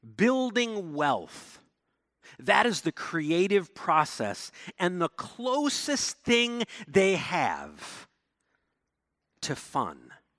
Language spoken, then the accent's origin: English; Ludington, Michigan, United States; my hometown of Ludington